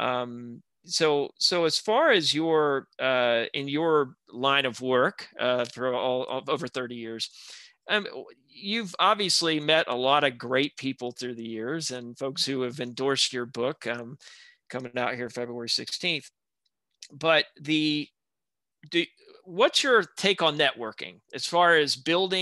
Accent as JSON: {"language": "English", "town": "Robertsdale", "region": "Alabama", "country": "United States", "tie": "born or raised there", "said": "growing up in South Alabama and Robertsdale"}